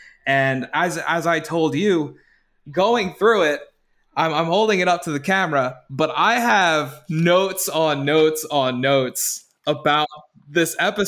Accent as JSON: {"language": "English", "town": "Holliston", "region": "Massachusetts", "country": "United States", "tie": "born or raised there", "said": "growing up in Adam's hometown of Holliston, basically."}